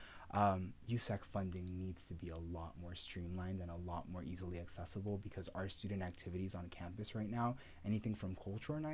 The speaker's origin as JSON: {"language": "English", "town": "San Bernardino", "region": "California", "country": "United States", "tie": "born or raised there", "also_born_or_lived": "El Salvador / Ohio", "said": "I've grown up in San Bernardino ever since"}